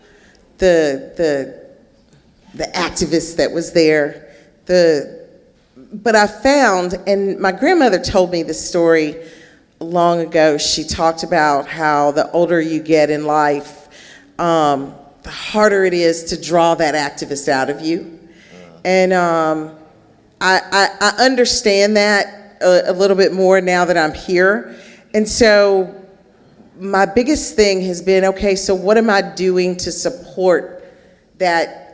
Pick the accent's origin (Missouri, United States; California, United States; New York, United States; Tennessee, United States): Tennessee, United States; Memphis; right here in my hometown